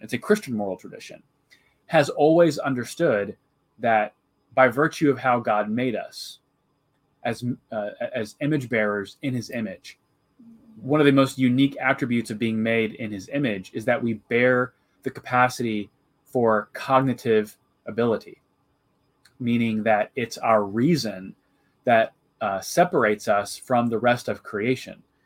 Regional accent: Jacksonville, Illinois, United States; I'm originally from Central Illinois. I grew up uh, in kind of the cornfields of, of Jacksonville, Illinois

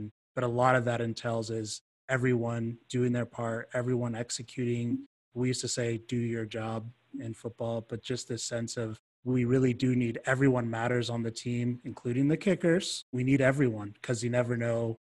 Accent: Georgia, United States; now in Utah, United States; I'm from Georgia

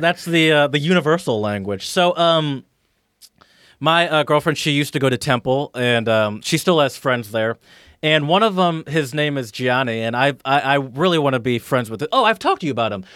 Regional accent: United States; I'm American

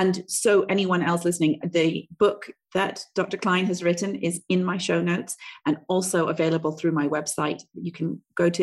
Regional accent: Canada; now in Southeast Asia; I grew up in Canada, also a Western country

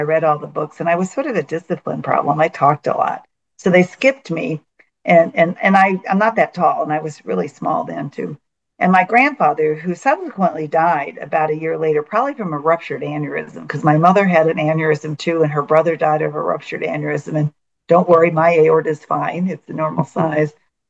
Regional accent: California, United States; I think that's bothered him the most, as I was from California.

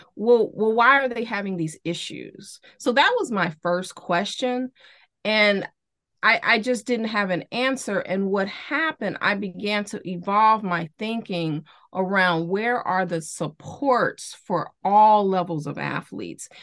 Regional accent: Chicago, Illinois, United States; growing up in Chicago

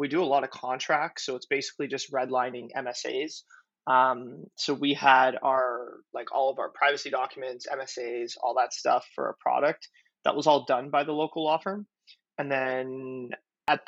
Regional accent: Ottawa, Ontario, Canada; I'm from Ottawa, Canada, and I'm one of the co-founders of Noibu

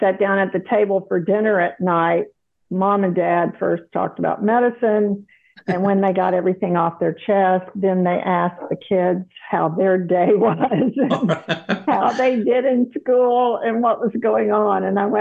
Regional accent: South Carolina, United States; moved away as an adult; also born or lived in Texas / Dallas, Texas / Houston, Texas; now in Austin, United States; I grew up in South Carolina, so I'm a Southerner by heritage

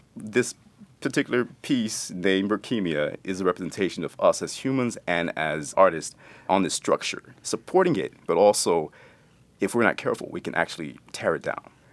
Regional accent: East Texas, United States; growing up in Texas

